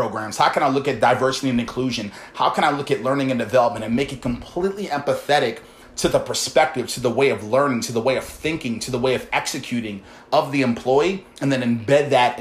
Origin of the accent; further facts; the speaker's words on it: Baltimore, Maryland, United States; I come from Baltimore, guys, humble beginnings, never really had too much income.